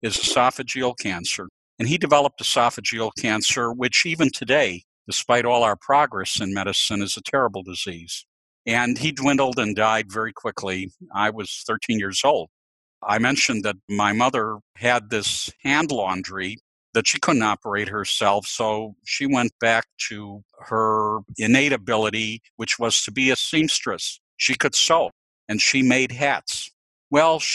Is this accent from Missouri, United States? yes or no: no; Chicago, Illinois, United States; I was born in Chicago to two parents who were immigrants from the Ukraine